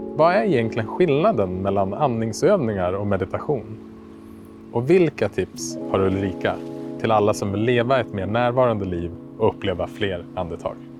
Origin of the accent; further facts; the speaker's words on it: Västerås, Västmanland, Sweden; Västerås, min hemstad